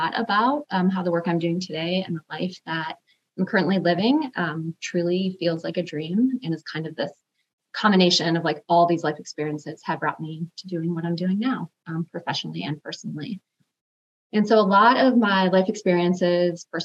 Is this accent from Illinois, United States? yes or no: yes; Chicago, Illinois, United States; now in Seattle, United States; I am originally from the South Side of Chicago, so have Midwest roots. I grew up in an underprivileged family